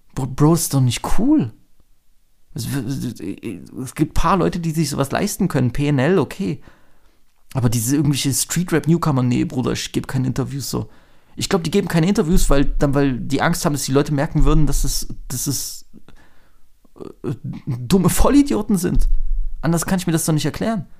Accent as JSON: {"language": "German", "country": "Germany", "said": "als Deutsche"}